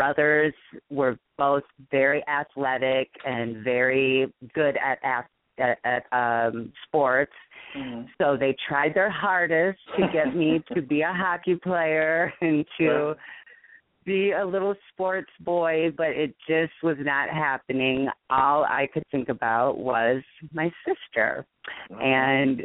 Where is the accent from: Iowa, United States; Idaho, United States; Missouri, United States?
Iowa, United States; Waterloo; moved away; also born or lived in Hawaii / Chicago; I'm from Waterloo, Iowa, which is not a super small town, but obviously next to Chicago. It's a smaller town in Iowa. Very laid. I mean, it's like a laid back place, but it's a great place to grow up